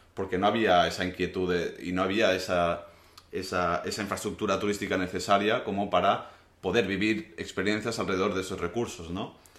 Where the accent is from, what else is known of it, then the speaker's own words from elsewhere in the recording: Menorca, Balearic Islands, Spain; mi punto de vista como menorquín